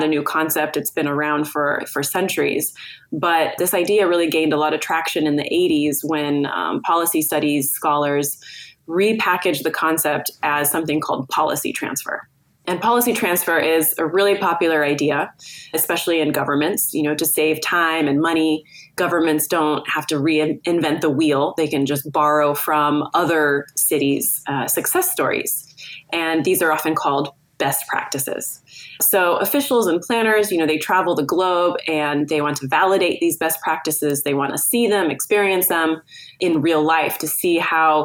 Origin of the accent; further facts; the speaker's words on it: California, United States; moved away as an adult; also born or lived in Netherlands; now in Amsterdam, Netherlands; I am American, born and raised in California for the most part, but I've been based in the Netherlands since about 2010